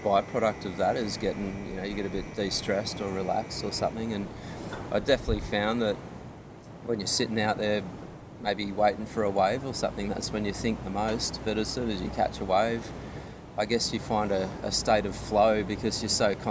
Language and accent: English; Byron Shire, New South Wales, Australia; also born or lived in Manly; growing up in the Byron Shire